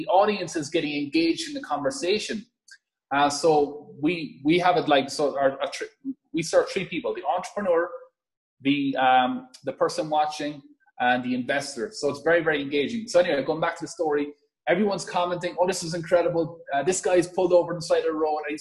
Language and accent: English; Ireland; as you could probably hear from my accent, born and raised in a farm in Ireland.